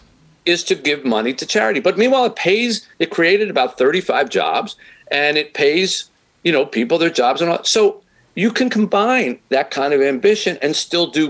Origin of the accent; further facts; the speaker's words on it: Philadelphia, Pennsylvania, United States; moved away as an adult; now in Detroit, United States; that's where I grew up in Philadelphia.